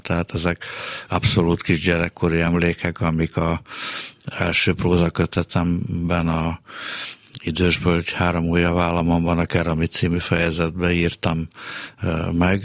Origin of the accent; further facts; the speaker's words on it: Budapest, Hungary; a Rökszilárd utcába születtem, és onnan a a 8. kerületi Sárkány utcába vitt haza bennünket az apám